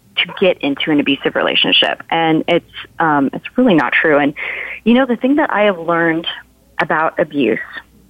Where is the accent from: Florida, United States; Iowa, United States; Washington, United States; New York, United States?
Washington, United States; Seattle; moved away as an adult; now in Nashville, United States; I picked up and moved from my hometown of Seattle to Nashville to pursue my dream of becoming a singer-songwriter. I did that in 2011